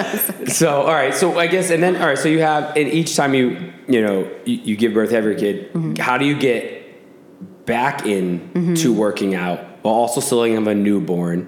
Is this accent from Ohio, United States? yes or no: no; Williamstown, Massachusetts, United States; I'm from Williamstown, Mass, which is like 40 minutes away from Albany